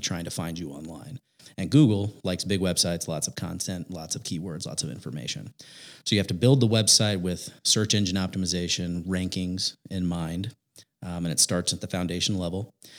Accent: Indiana, United States; born and raised in Indiana

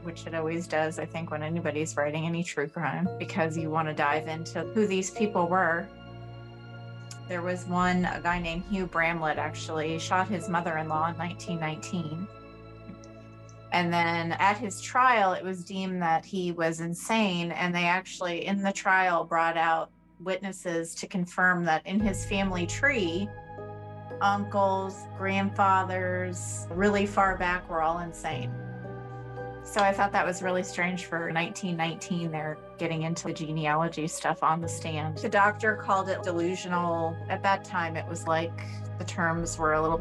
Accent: Los Angeles, California, United States; moved away as an adult; now in Greenville, United States; I was born and raised in Los Angeles

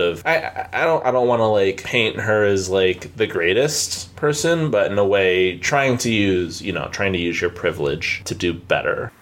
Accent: Palmdale, California, United States; moved away; I'm originally from Palmdale

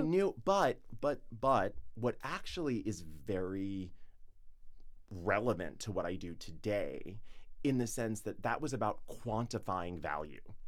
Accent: Atlanta, Georgia, United States; moved away as an adult; now in New York, United States; I grew up in the suburbs of Atlanta

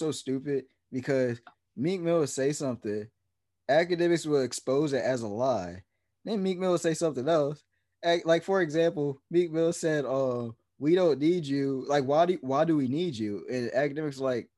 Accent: New Jersey, United States; I'm from New Jersey

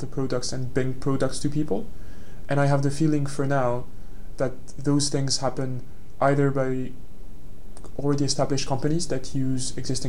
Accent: France; moved away as an adult; now in London, United Kingdom; my hometown, which is, let's be honest, not the biggest town in France

